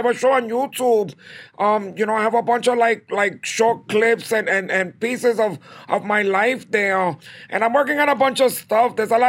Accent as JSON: {"language": "English", "town": "Bronx", "region": "New York", "country": "United States", "tie": "born or raised there", "said": "I mean, originally, you know, my family's from Puerto Rico, pero, you know, I was born and raised in the South Bronx."}